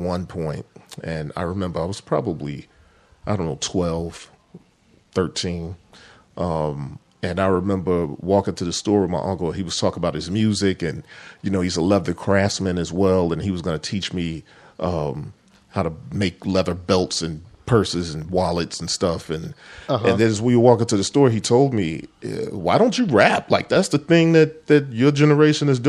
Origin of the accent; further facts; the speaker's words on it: Chicago, Illinois, United States; I grew up in Chicago.